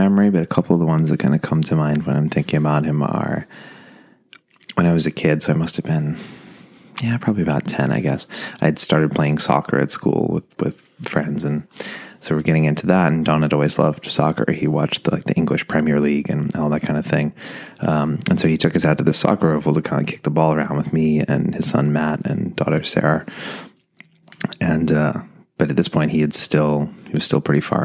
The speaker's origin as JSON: {"language": "English", "town": "Shepparton", "region": "Victoria", "country": "Australia", "tie": "born or raised there", "moved": "as an adult", "said": "We had this tiny little house that we grew up in Shepparton in Australia."}